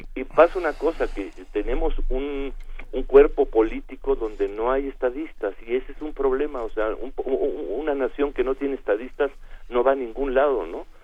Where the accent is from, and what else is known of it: Mexico